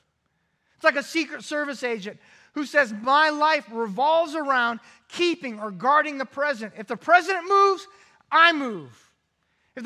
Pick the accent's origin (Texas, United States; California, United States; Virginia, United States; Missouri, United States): California, United States; Growing up in California